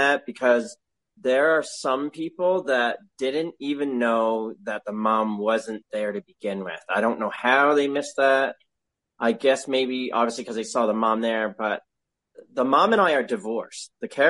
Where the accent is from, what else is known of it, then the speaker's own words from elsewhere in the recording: Canada; I'm Canadian.